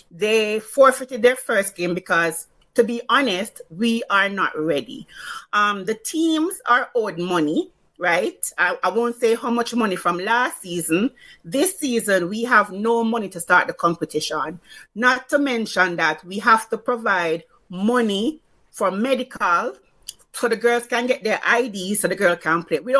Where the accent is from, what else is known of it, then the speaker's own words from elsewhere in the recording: Saint Catherine Parish, Jamaica; even though it was going to play in Arnett we are from St. Catherine